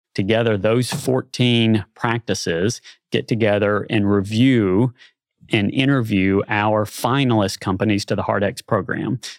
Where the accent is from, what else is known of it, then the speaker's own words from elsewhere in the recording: Nashville, Tennessee, United States; moved away as an adult; also born or lived in Little Rock, Arkansas; now in Bentonville, United States; I grew up in Nashville, Tennessee. Uh, spent my first thirty-two years there